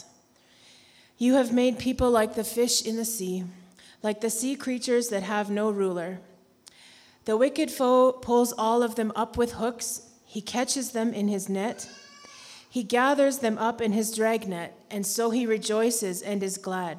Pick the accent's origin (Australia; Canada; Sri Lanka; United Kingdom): Canada; moved away; We have four kids, and we're from Canada, which is not America